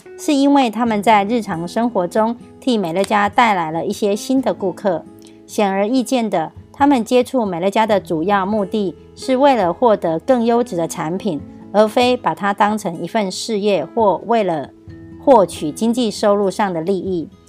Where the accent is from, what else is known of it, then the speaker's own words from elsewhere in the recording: Miaoli, Miaoli County, Taiwan; 今天要为大家导读的主题是坚韧不摧的事业模式。